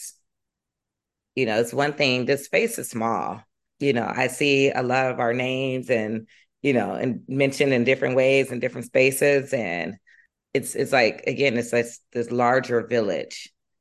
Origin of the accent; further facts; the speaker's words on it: Chicago, Illinois, United States; I grew up in South Shore.